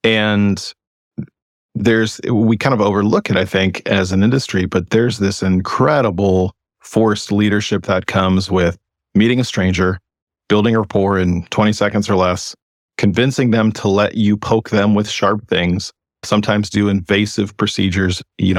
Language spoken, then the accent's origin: English; West Coast, United States; So, you know, I'm someone from the West Coast. I've lived in California and Oregon my entire adult life.